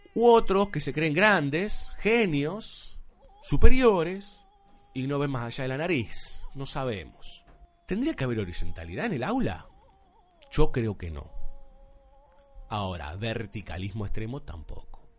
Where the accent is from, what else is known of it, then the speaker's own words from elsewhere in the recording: Argentina; aquí en Buenos Aires, nosotros que somos argentinos